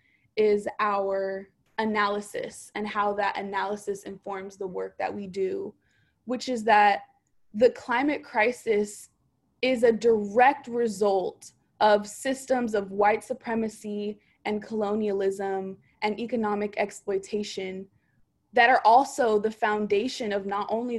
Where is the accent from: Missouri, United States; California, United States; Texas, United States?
California, United States; Oakland; I am born, raised, and educated in Oakland, California.